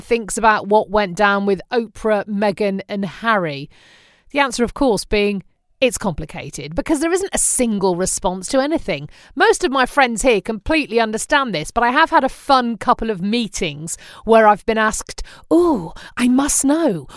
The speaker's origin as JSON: {"language": "English", "area": "the Midlands", "region": "England", "country": "United Kingdom", "tie": "born or raised there", "moved": "as an adult", "lives_now": "United States", "said": "where I grew up in the Midlands"}